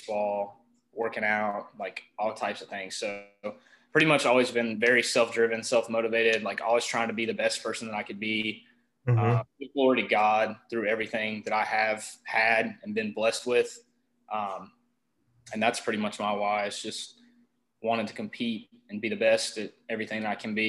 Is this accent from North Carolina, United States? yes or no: yes; North Carolina, United States; I'm from North Carolina.